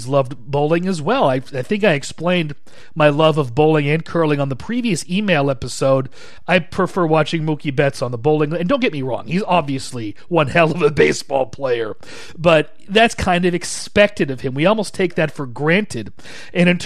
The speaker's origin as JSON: {"language": "English", "town": "Shoreline", "region": "Washington", "country": "United States", "tie": "born or raised there", "moved": "yes", "lives_now": "Spokane, United States", "said": "my hometown, actually, or my former hometown, Shoreline, Washington"}